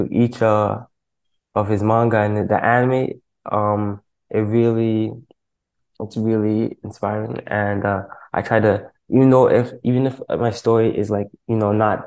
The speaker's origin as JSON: {"language": "English", "town": "Toronto", "region": "Ontario", "country": "Canada", "tie": "born or raised there", "said": "I'm from the east side of Toronto. It's a little spot called Scarborough"}